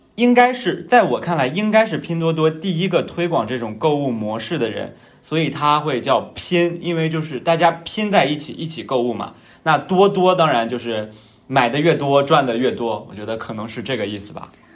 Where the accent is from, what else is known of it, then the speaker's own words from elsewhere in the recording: northern China, China; accent: northern (erhua); 我是北方人嘛，嗯，作为一个北方人